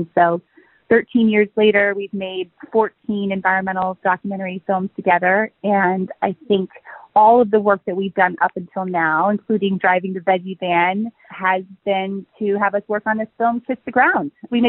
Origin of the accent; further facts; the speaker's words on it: Vermont, United States; moved away; also born or lived in Los Angeles; I grew up in Vermont and in show business